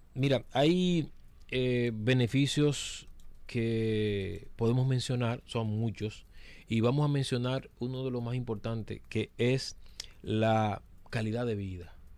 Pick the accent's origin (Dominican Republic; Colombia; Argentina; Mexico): Dominican Republic; nosotros como dominicanos